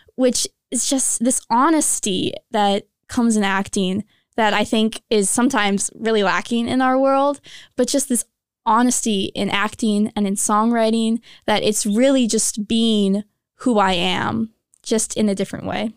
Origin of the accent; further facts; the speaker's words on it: Minnesota, United States; moved away as an adult; I'm originally from Minnesota, came pretty far to go to school here.